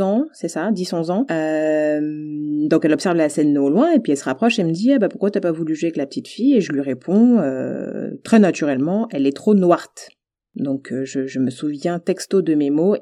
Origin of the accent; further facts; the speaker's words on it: French Guiana; j'ai grandi en Guyane